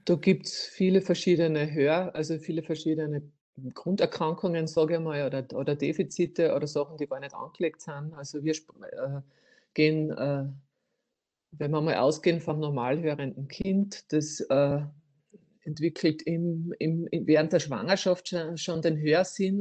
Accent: Styria, Austria; bei uns in der Steiermark

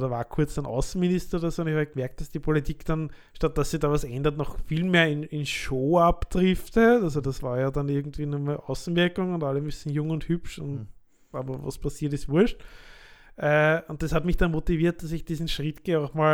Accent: Lower Austria, Austria; also born or lived in Vienna; Also ich bin geborener Niederösterreicher aus der Wachau. Habe dann elf Jahre in Wien gewohnt

